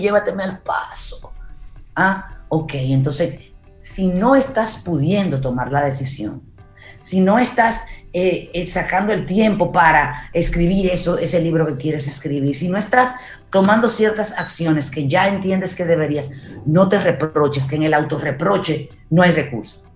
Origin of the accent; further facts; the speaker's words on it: Santo Domingo, Distrito Nacional, Dominican Republic; yo crecí en Gascue